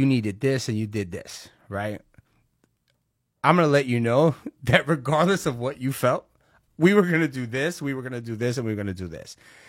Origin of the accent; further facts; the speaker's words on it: Brooklyn, New York, United States; I'm from Brooklyn. Where are you from? Brooklyn. You know, I grew up in Park Slope.